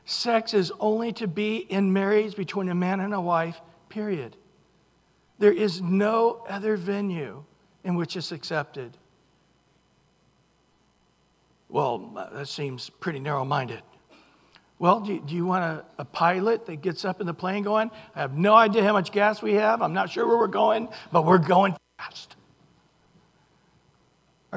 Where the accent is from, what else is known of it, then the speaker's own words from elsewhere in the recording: Central California, United States; I grew up in Central California. The city logo, thank you, is a oak tree. We used to go to Mooney's Grove